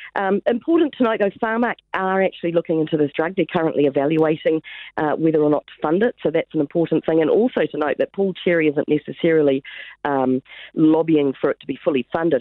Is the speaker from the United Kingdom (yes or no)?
yes; England, United Kingdom; now in New Zealand; I'm English born